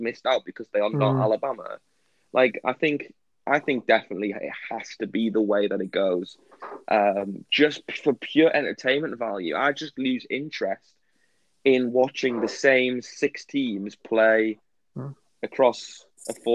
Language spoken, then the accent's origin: English; England, United Kingdom; English fans of, like, Premier League and football